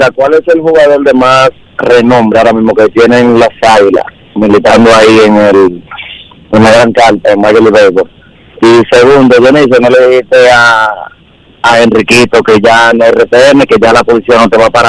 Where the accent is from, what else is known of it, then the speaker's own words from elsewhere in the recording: Cibao, Dominican Republic; soy cibaeño, mira, que si me cortan las venas, mi sangre es amarilla.